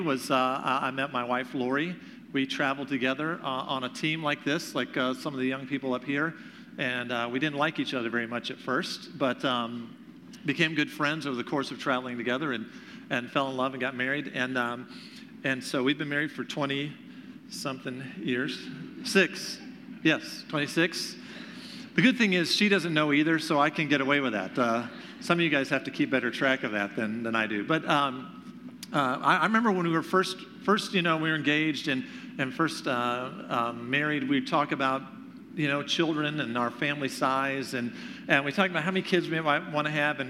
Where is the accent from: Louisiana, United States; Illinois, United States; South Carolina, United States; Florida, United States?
South Carolina, United States; Greenville; moved away as an adult; now in Michigan, United States; I am originally from Greenville, South Carolina